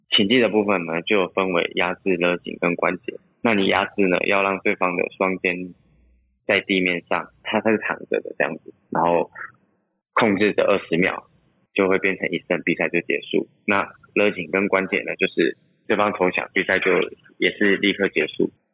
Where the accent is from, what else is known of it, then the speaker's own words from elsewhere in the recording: Taichung, Taiwan; also born or lived in Pingtung; 我们从小其实都是在台中长大